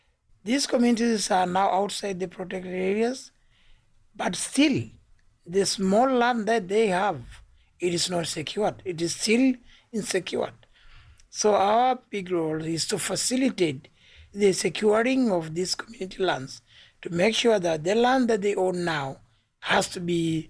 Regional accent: Tanzania; I come from Tanzania, and I work with an organization called Ujama Community Resource Team.

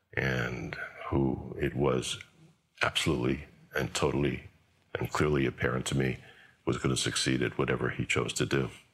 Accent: New York, United States; also born or lived in Los Angeles; I'm a New Yorker

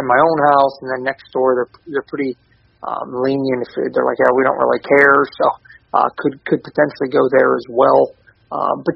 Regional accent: outside Cleveland, northern Ohio, United States; I grew up in northern Ohio, in a smaller town outside of Cleveland, about 35 minutes outside of Cleveland, Ohio.

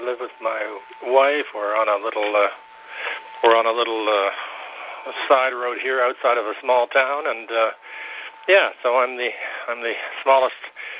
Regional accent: Nova Scotia, Canada; born there; Uh-huh, but I was born in Nova Scotia, so I... I'm a come back from away.

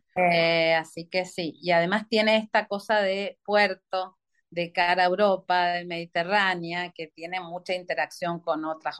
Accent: Mendoza, Argentina; moved away as an adult; soy de Mendoza

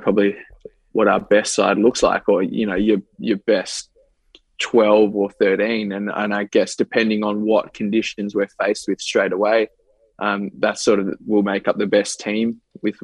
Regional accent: Australia; we as Australian cricketers

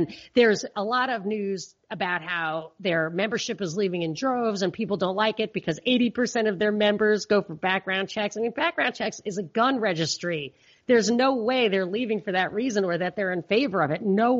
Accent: New York, United States; also born or lived in Georgia / Texas; places where I've lived and as a New Yorker was in the beginning like amazed that everybody isn't a Democrat.

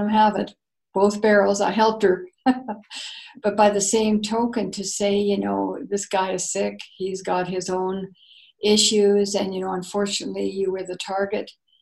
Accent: Canada

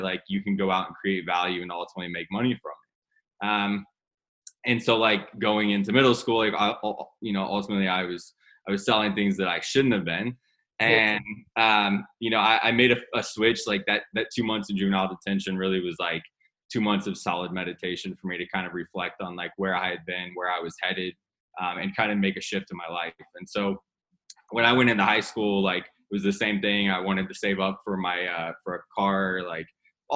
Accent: Whiteland, Indiana, United States; I grew up literally in a town called Whiteland, Indiana. It's 30 minutes south of Indianapolis

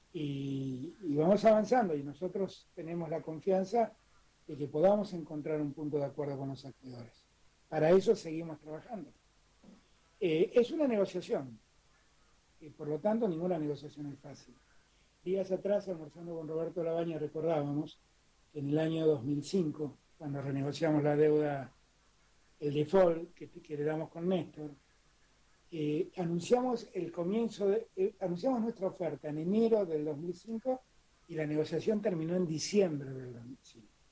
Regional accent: Argentina; allí donde los argentinos estamos

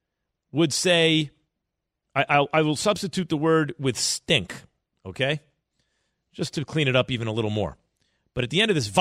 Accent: New York City, New York, United States; when I was a kid, I basically grew up in the bleachers of Yankee Stadium. Mm-hmm. Both my parents from the Bronx. I was born in the Bronx.

